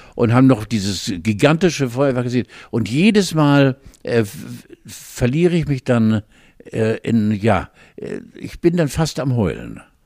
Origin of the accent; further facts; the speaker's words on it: Northern Germany, Germany; ich bin Norddeutscher